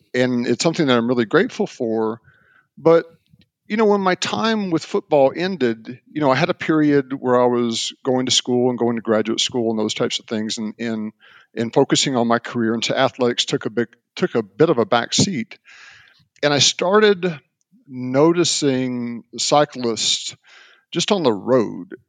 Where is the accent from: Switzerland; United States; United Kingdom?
United States; Mobile, Alabama; I grew up in Mobile, Alabama